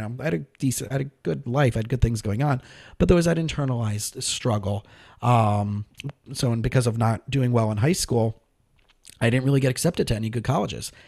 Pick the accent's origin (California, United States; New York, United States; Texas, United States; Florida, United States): Florida, United States; South; also born or lived in Scranton, Pennsylvania; I grew up in South Florida.